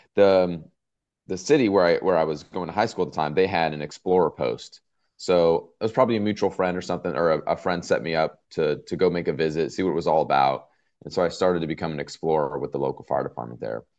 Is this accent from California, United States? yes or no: yes; outside Los Angeles, Southern California, United States; now in Norfolk, United States; I grew up in Southern California, probably, uh, maybe twenty minutes, if that, outside the city of Los Angeles